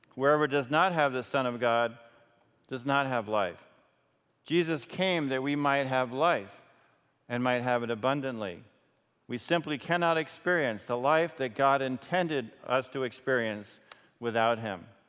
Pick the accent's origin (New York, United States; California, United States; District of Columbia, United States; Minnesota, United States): New York, United States; I was raised in New York and always had lights around